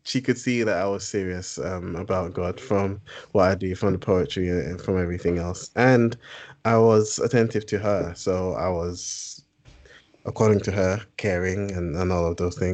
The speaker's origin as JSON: {"language": "English", "country": "United Kingdom", "also_born_or_lived": "Ghana", "said": "you are British by nationality and maybe for the majority of your life, but you're also Ghanaian by origin, you end up being too British"}